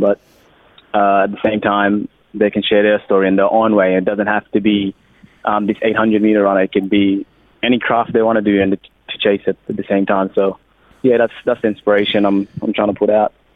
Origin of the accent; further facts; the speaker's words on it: Australia; accent: Australian; also born or lived in Sudan; We've got the Australian accent, been here since 10 years old